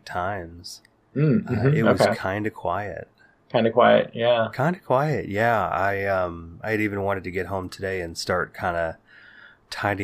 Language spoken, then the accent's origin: English; Bay Area, California, United States; growing up in the Bay Area in the 80s and 90s